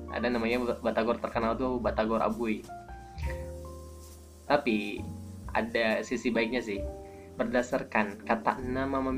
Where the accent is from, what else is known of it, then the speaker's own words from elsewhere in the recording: Bandung, West Java, Indonesia; uniknya gue ini orang Bandung tapi gue nggak tahu Bandung jadi kalau lo nanyain tentang Bandung jangan ke gue karena jelas gue akan bilang nggak tahu